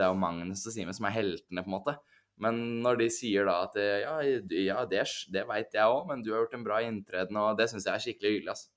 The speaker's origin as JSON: {"language": "Norwegian", "country": "Norway", "tie": "born or raised there", "said": "fra Drammen, 40 minutter unna der jeg vokste opp"}